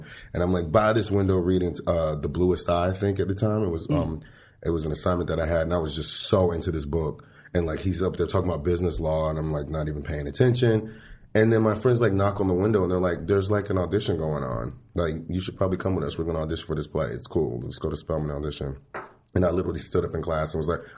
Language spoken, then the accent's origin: English; Fayetteville, North Carolina, United States; moved away; also born or lived in Washington, D.C. / Atlanta, Georgia; I was born in Cape Fear Valley Hospital in Fayetteville, North Carolina. And then I spent a bit part of my life in Washington, D.C. as well.